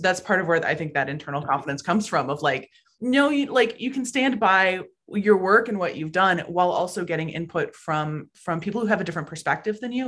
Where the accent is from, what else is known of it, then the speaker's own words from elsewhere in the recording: Anchorage, Alaska, United States; moved away as an adult; also born or lived in Oregon; I was born and raised in Anchorage, Alaska.